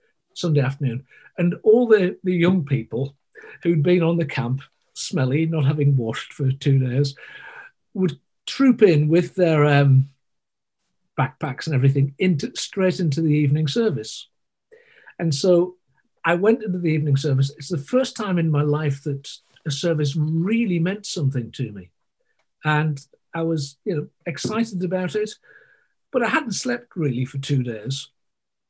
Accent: Sunderland, North East England, United Kingdom; moved away as an adult; also born or lived in Côte d'Ivoire; I grew up in the northeast of England, and that sort of appears in my accent from time to time

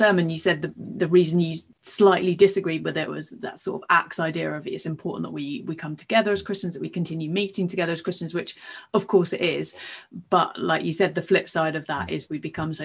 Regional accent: London, United Kingdom; moved away as an adult; now in Cornwall, United Kingdom; I grew up in London.

